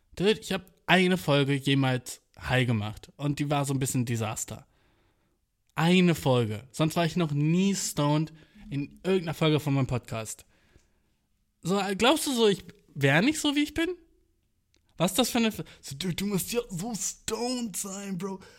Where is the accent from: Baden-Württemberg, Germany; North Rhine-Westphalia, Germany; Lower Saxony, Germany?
Lower Saxony, Germany; Göttingen; Göttingen, weil das meine Heimatstadt ist